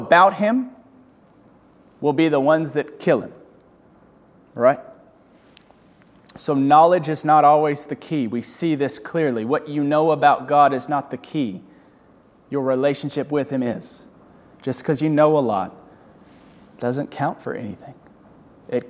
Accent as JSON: {"language": "English", "country": "United States", "said": "as American Christians"}